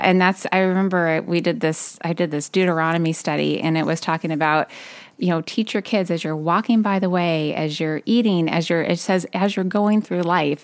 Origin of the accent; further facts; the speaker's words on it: California, United States; moved away as an adult; now in Ludington, United States; I'm originally from California, and that's where I met my husband